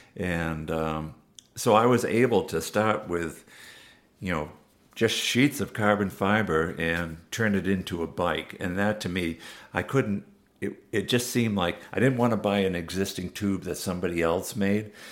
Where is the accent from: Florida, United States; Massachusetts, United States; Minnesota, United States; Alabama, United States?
Massachusetts, United States; I grew up in Massachusetts